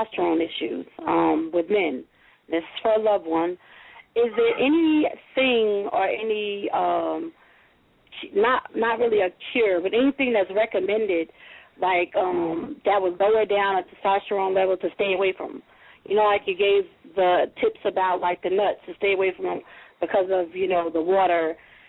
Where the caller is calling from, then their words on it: South Carolina, United States; I'm calling from South Carolina